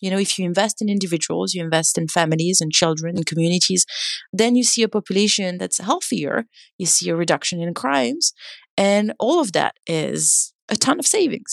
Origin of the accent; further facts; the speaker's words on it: France; now in California, United States; I grew up in France, and I'm now based in California